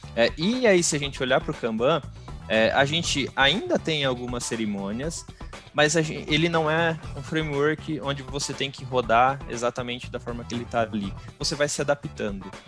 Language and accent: Portuguese; Bauru, São Paulo, Brazil; sou aqui de Bauru, interior de São Paulo